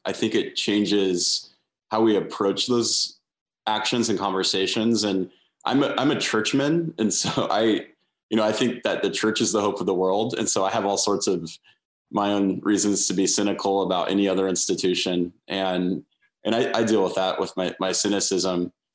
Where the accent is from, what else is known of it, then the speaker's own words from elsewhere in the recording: United States; I love being an American